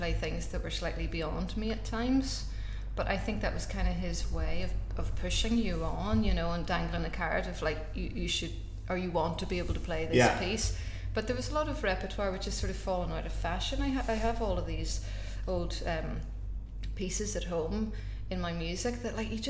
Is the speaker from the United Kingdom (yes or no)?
yes; Belfast, Northern Ireland, United Kingdom; I'm from Belfast